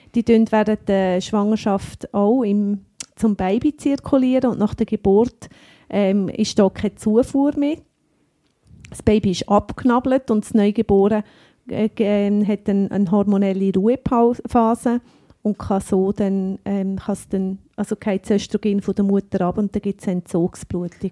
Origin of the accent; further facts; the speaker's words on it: Lucerne, Switzerland; accent: Luzerner Dialekt; die Apothekerin mit eigener Apotheke und dem Luzerner Dialekt.